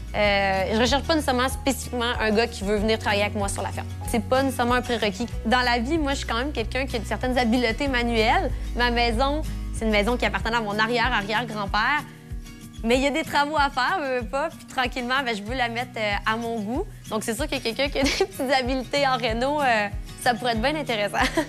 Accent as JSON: {"language": "French", "town": "Neuville", "region": "Quebec", "country": "Canada", "said": "j'ai 24 ans, je viens de Neuville"}